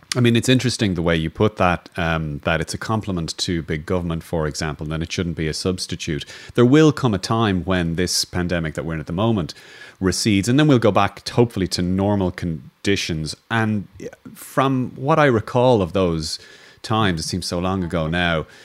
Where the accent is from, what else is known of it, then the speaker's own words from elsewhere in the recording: Ireland; as an Irish person